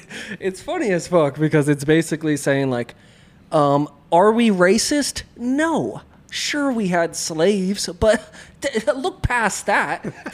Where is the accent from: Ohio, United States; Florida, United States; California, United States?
California, United States; I'm from Orange County.